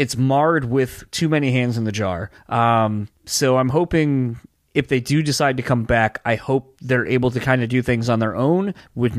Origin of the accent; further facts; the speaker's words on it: East Coast, United States; Philly was only a couple, like an hour or so away.